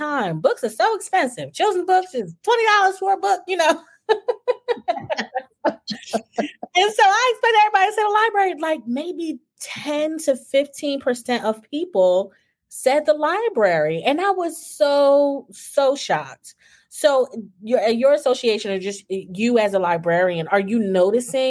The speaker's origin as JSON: {"language": "English", "region": "New Jersey", "country": "United States", "moved": "yes", "lives_now": "Texas, United States", "said": "I'm originally from New Jersey. We're in Texas now."}